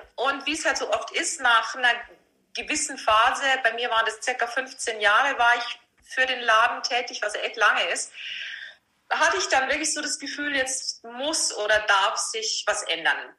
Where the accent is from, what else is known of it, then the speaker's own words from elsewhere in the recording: Vilshofen, Bavaria, Germany; accent: Lower Bavarian rolled R; moved away as an adult; also born or lived in Passau; now in Munich, Germany; ich bin ein niederbayerisches Pflänzchen, was man bestimmt an meinem äh, rollenden R ähm, gut hören kann. Ja. Ich bin aus Vilsbofen ursprünglich